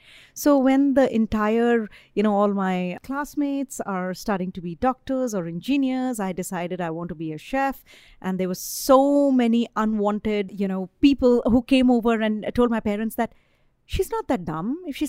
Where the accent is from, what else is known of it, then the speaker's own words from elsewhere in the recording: Ranchi, Jharkhand, India; moved away as an adult; also born or lived in Philadelphia / Chicago / New York; now in Nashville, United States; So I grew up in this really small town in eastern India. It's called Ranchi.